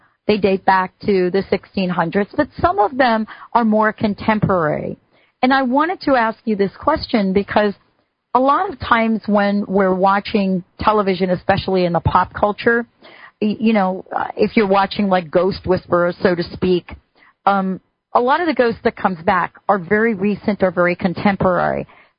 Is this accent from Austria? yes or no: no; East Coast, United States; I grew up on the East Coast.